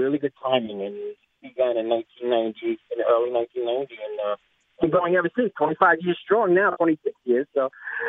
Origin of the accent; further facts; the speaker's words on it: New York City, New York, United States; I come from New York City. I grew up in Brooklyn, New York